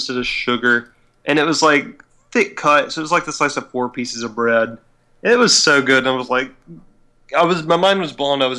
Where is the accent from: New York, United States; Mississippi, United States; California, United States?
Mississippi, United States; we're from Mississippi.